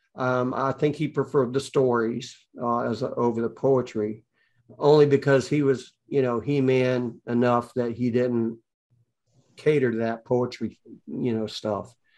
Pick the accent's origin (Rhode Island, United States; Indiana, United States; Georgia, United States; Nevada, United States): Georgia, United States; Atlanta; I'm from Atlanta